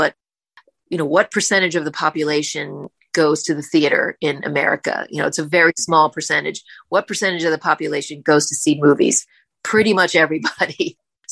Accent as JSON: {"language": "English", "region": "Kentucky", "country": "United States", "tie": "born or raised there", "moved": "yes", "lives_now": "New York City, United States", "said": "I was born in Kentucky, so born and raised there."}